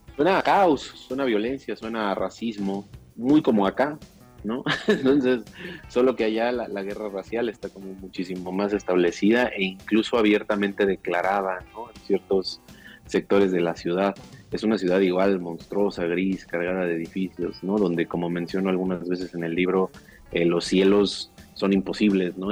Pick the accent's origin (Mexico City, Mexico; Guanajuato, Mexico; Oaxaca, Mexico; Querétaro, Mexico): Mexico City, Mexico; las afueras, la periferia del, Distrito Federal, que es de donde yo vengo, ¿no? La, el Ajusco, las faldas del Ajusco